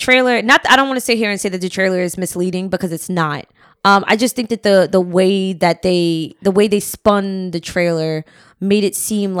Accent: New Jersey, United States; I'm from North Jersey.

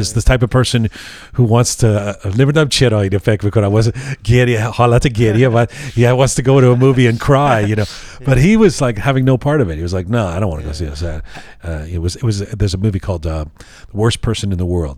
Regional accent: London, United Kingdom; now in Canada; I was born in London

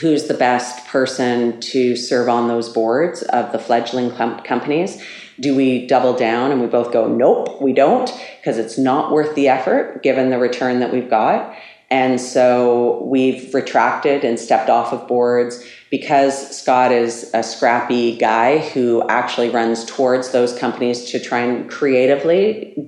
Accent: Canada; also born or lived in Switzerland; we're both Canadian

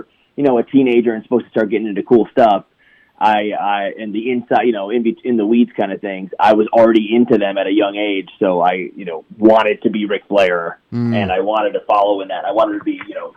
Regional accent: Cleveland, Ohio, United States; I grew up in Cleveland, Ohio

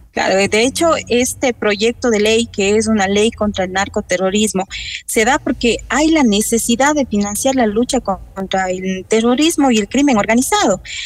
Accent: Ecuador; como ecuatorianos

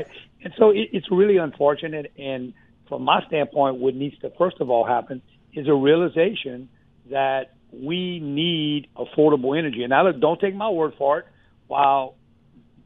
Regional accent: Louisiana, United States; my home state, Louisiana

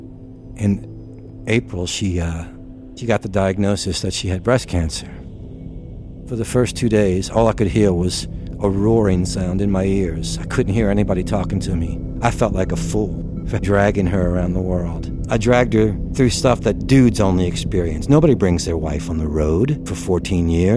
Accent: New Orleans, Louisiana, United States; I'm from New Orleans, Louisiana.

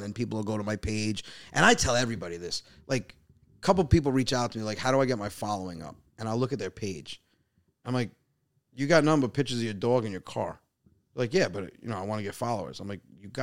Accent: Westchester, New York, United States; now in Long Island, United States; I'm from Westchester

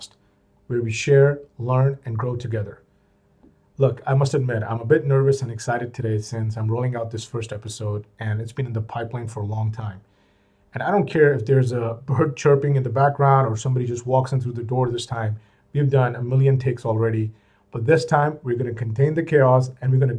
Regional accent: Pakistan; moved away as an adult; also born or lived in United States / Middle East; back in Pakistan, which is my home country

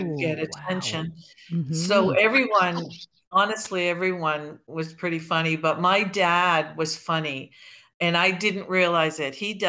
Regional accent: Maine, United States; now in Toronto, Canada; I grew up in Maine and they all live in Maine.

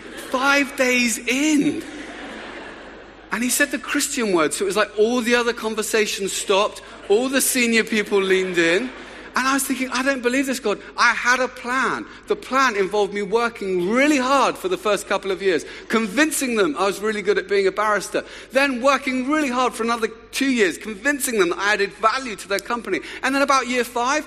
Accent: Luton, East of England, United Kingdom; I'd grown up in a wonderful town just north of London called Luton, which gets a bad press, but it's my hometown

